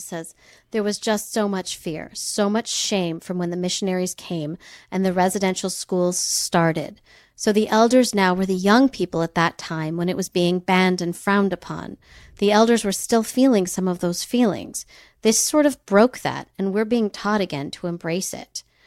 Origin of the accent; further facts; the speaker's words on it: United States; a white person born in America